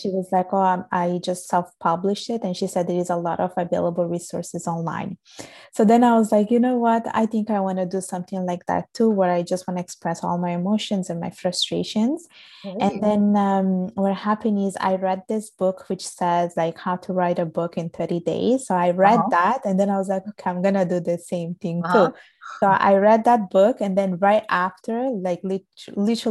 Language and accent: English; Italy; born or raised there